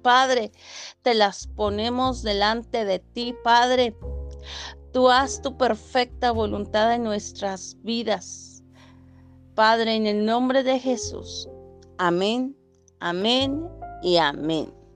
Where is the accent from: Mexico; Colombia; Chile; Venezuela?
Mexico; Cortázar, Guanajuato; soy de Cortázar, Guanajuato, México.